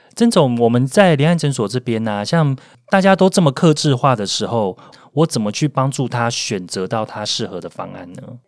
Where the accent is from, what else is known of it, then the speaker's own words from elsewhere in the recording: Taiwan; 我们台湾人